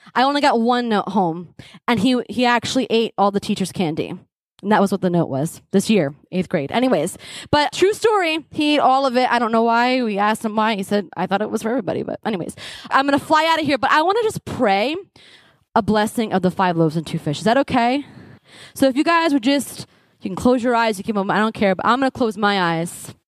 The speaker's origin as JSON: {"language": "English", "region": "New Jersey", "country": "United States", "tie": "born or raised there", "said": "growing up in New Jersey and I lived in Essex County"}